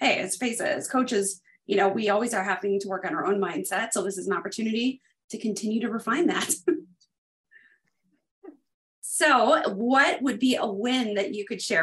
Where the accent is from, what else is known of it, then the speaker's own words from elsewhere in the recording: United States; I grew up about 75 minutes from the border